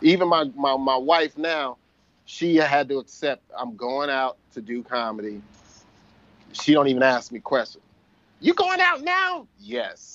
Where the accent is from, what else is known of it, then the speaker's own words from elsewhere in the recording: Perth Amboy, New Jersey, United States; now in Miami, United States; I produced a show in Perth Amboy, New Jersey, which is my hometown